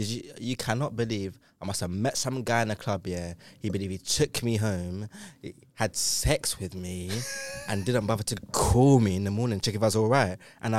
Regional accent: London, United Kingdom; I'm from London

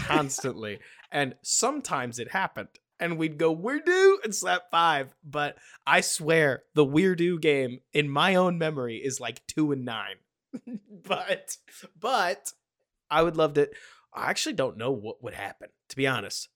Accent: Dallas, Texas, United States; I grew up in Dallas, Texas

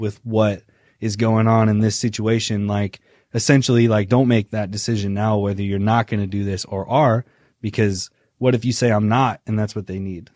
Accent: Indiana, United States; I am from Indiana. I'm a Midwestern boy. Um, I would say that I had a pretty classic Indiana Midwestern childhood.

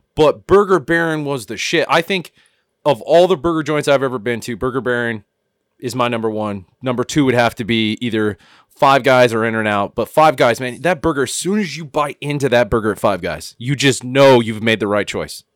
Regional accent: Cañon City, Colorado, United States; Back in Canyon City, fucking Colorado, where I grew up in Fremont County

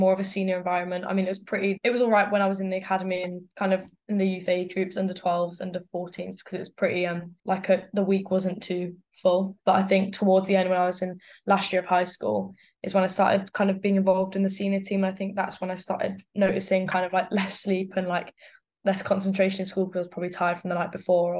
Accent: just north of Birmingham, West Midlands, United Kingdom; I come from like the Midlands area, not kind of Birmingham, kind of just a bit north of Birmingham.

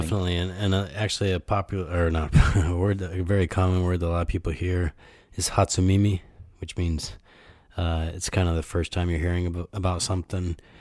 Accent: Ann Arbor, Michigan, United States; moved away as an adult; now in Japan; my hometown in the U.S., Ann Arbor

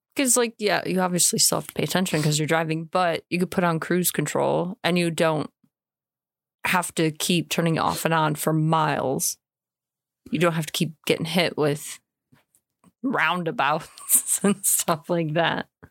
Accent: United States; moved away as an adult; now in United Kingdom; I'm American

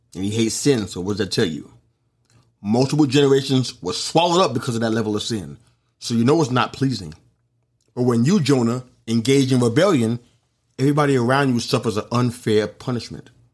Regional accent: New York City, New York, United States; it happened in my hometown

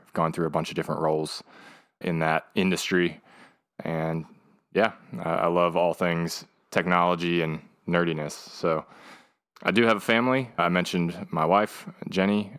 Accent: Pennsylvania, United States; moved away as an adult; now in Raleigh, United States; I'm from Pennsylvania originally. Came down to North Carolina

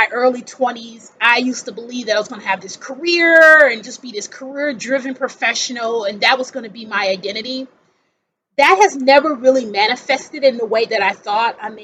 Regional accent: Milwaukee, Wisconsin, United States; moved away as an adult; also born or lived in Seattle area; now in Seattle, United States; I'm from Wisconsin originally.

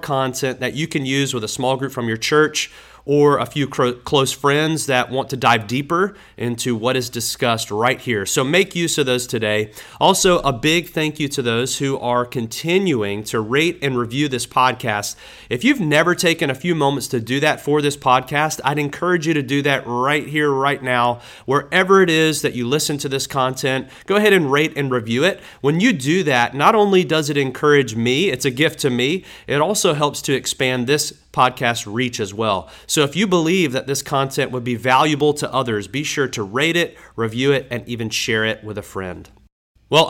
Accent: Tallahassee, Florida, United States; I didn't go to church growing up in Tallahassee

